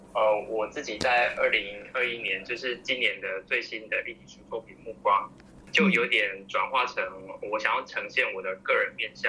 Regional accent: Nantou County, Taiwan; 我是南投人

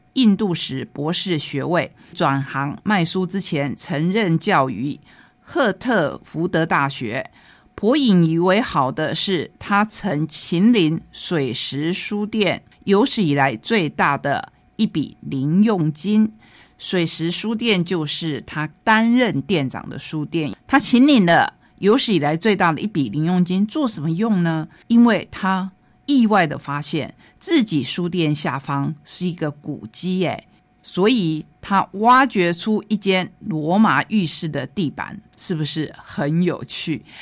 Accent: Taitung County, Taiwan; 他是我们台东人

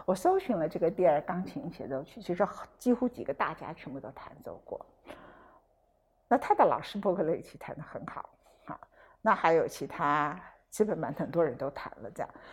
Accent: Taichung, Taiwan; 我的故乡，没办法，在，在台中

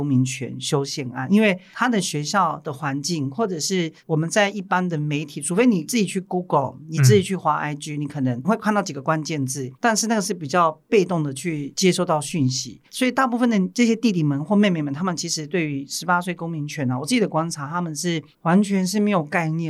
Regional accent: Majia, Pingtung County, Taiwan; 我是来自屏东马家的族人

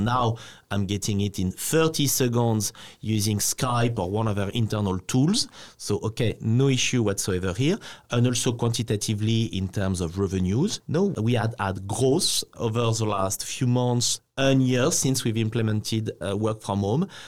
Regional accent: France; now in Taiwan

